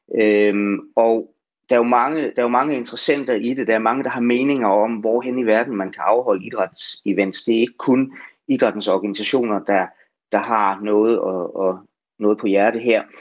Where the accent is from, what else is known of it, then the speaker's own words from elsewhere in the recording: Denmark; Vi, vi bestemmer jo ikke alene som danskere